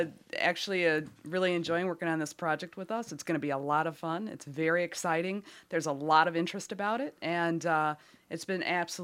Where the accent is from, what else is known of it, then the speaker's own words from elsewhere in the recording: Detroit, Michigan, United States; I'm from Detroit.